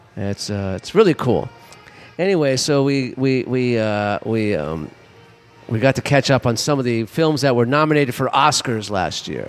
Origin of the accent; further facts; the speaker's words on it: Los Angeles, California, United States; I grew up in Mar Vista.